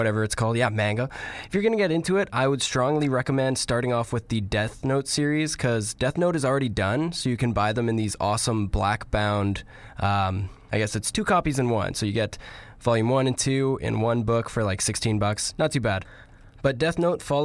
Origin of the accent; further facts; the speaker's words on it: Canada; we're Canadian